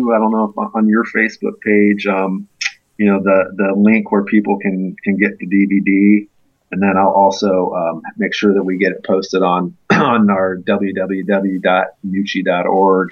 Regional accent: Indiana, United States; moved away as an adult; now in Athens, United States; I'm originally from Indiana

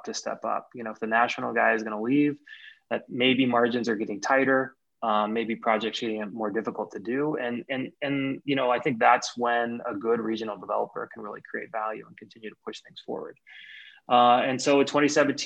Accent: Kansas area, United States; also born or lived in California; now in Minnesota, United States; I'm from the Kansas area

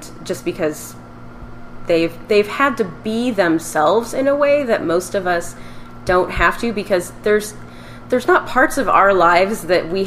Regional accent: Richland, Washington, United States; now in Los Angeles, United States; I grew up in Richland, Washington, which is a pretty small town

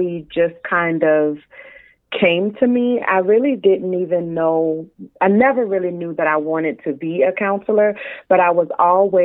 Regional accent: New Orleans, Louisiana, United States; now in South Florida, United States; I'm from New Orleans, but my husband and I live in South Florida

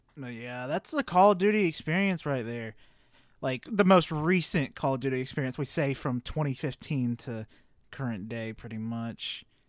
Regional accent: the South, United States; Growing up in the South

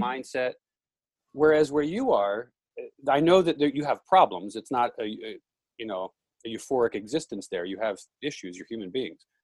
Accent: United States; I am an American.

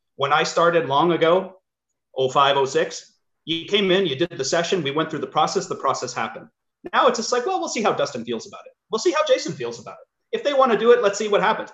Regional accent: Sudbury, Ontario, Canada; I grew up in Sudbury

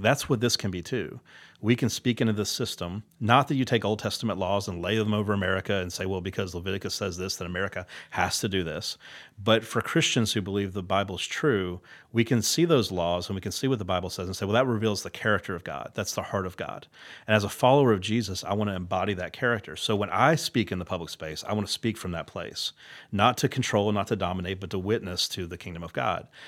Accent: United States; as an American

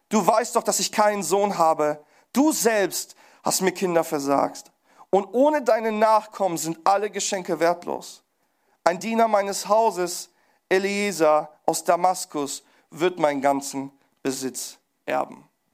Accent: Pforzheim, Baden-Württemberg, Germany; ich komme aus Pforzheim

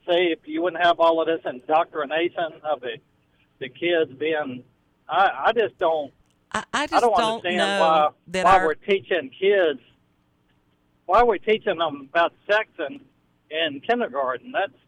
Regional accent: Naruna, Virginia, United States; I grew up in Naruna

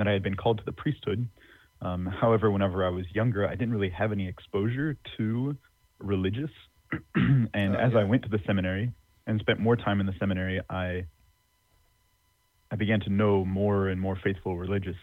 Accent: Northeast Texas, United States; also born or lived in Philadelphia / Rome; now in Tyler, United States; I grew up in Northeast Texas

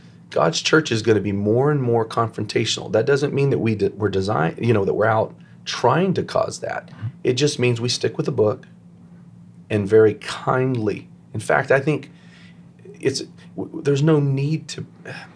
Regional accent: United States; I'm first an apostolic, and then I'm an American

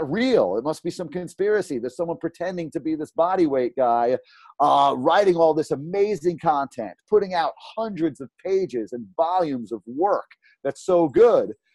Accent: New York City, New York, United States; I grew up in South Brooklyn

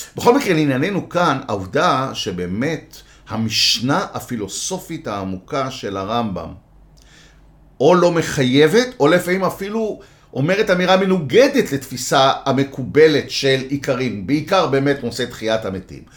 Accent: Tel Aviv, Tel Aviv District, Israel; also born or lived in Jerusalem; גדלתי בתל אביב

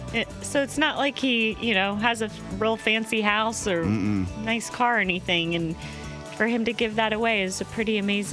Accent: Iowa, United States; now in North Carolina, United States; I'm from Iowa.

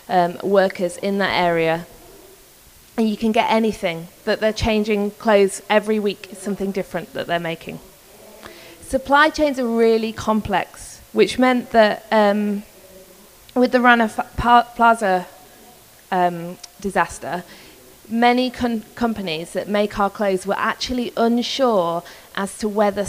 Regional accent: Yorkshire and the Humber, United Kingdom; So I'm from Yorkshire in England. I'm a proper northern girl

